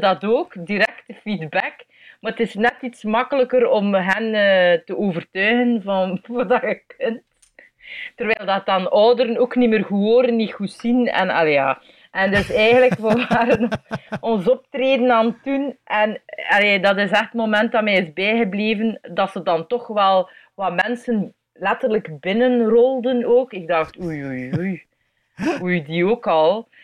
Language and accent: Dutch; Belgium; ik ben een improcomedian uit België.